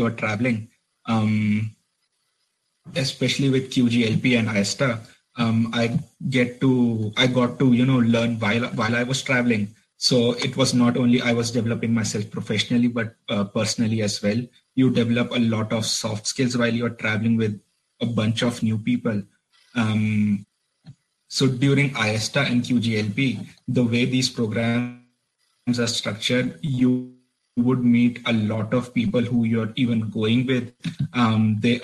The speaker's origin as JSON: {"language": "English", "region": "Delhi", "country": "India", "also_born_or_lived": "Nottingham, United Kingdom", "second_language": "English", "moved": "as an adult", "lives_now": "Belfast, United Kingdom", "said": "I am originally from Delhi, India."}